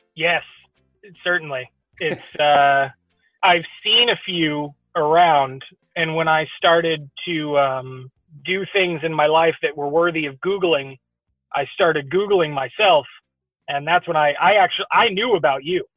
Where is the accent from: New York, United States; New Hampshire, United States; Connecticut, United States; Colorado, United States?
New Hampshire, United States; Exeter; also born or lived in New England; now in Houston, United States; I was born in Exeter.